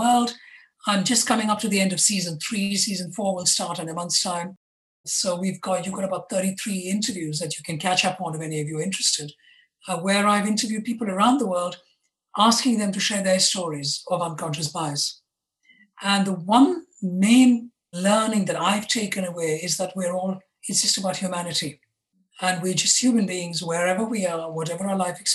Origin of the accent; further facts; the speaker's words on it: India; now in London, United Kingdom; I was born and brought up in India. I now live in London.